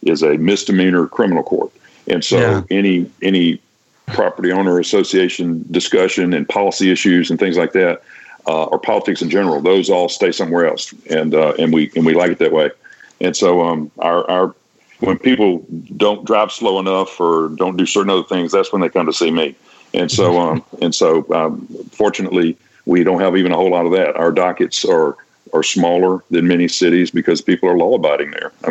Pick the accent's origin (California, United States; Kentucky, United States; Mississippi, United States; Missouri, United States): Mississippi, United States; Vicksburg; moved away as an adult; also born or lived in Washington, D.C. / Cincinnati; I went back to my hometown newspaper, which is the Vicksburg Evening Post